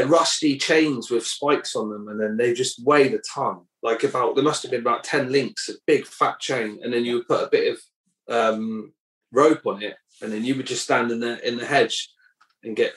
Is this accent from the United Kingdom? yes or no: yes; Cornwall, South West England, United Kingdom; moved away as an adult; I grew up in Cornwall, um, you know, on a council estate